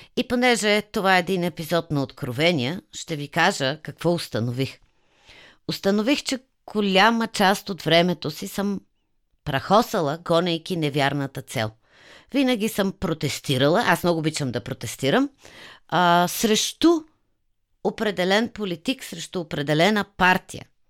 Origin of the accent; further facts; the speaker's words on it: Sofia, Sofia City, Bulgaria; моя роден град